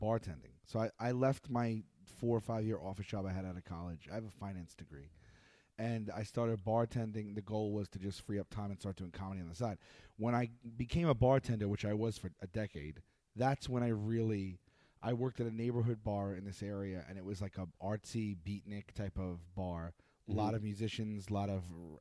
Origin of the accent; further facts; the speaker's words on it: New York City, New York, United States; also born or lived in Staten Island; I'm from Brooklyn too, but Brooklyn's huge